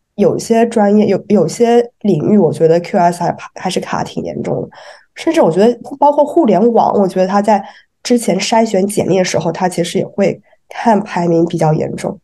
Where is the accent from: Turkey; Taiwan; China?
China; 我们中国人